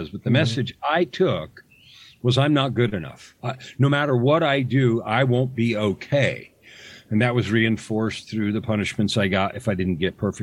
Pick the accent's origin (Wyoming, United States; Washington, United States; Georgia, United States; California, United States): California, United States; San Francisco Bay Area; I grew up in the San Francisco Bay Area in the days when the hippies were born and died.